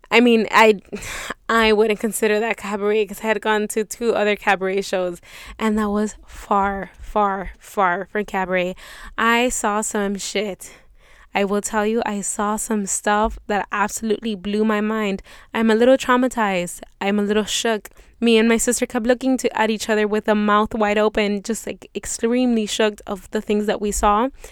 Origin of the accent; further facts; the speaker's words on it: Miami, Florida, United States; I come from Miami